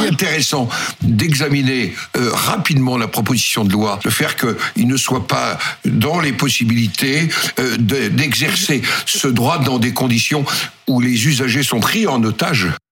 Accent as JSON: {"language": "French", "area": "Nord, Pas-de-Calais", "region": "Hauts-de-France", "country": "France", "said": "chez moi dans le Nord, euh, Pas-de-Calais"}